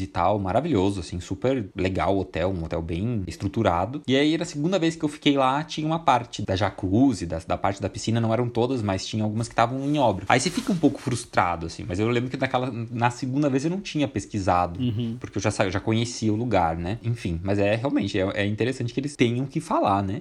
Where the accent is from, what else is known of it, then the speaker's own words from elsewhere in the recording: Curitiba, Paraná, Brazil; eu sou de Curitiba